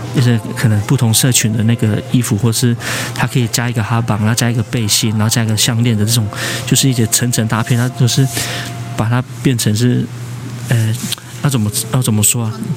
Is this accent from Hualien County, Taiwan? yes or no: yes; Zhuoxi, Hualien County, Taiwan; 我是来自花莲竹溪乡的布农族